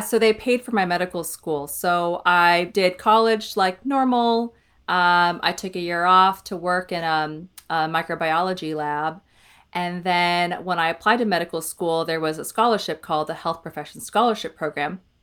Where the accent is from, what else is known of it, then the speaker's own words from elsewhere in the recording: Iowa, United States; now in Omaha, United States; originally I'm from Iowa